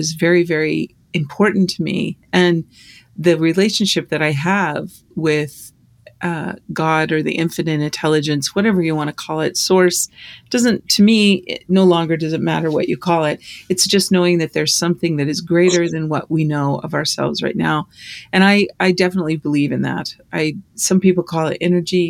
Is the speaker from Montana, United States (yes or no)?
yes; Libby, Montana, United States; moved away; you and I grew up in Libby, Montana